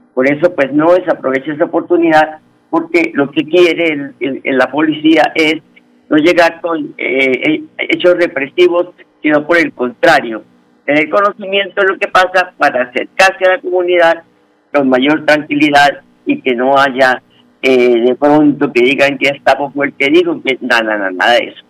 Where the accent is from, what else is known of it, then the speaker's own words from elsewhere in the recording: Huila, Colombia; moved away; Ese es el himno de nosotros allá en el departamento del Huila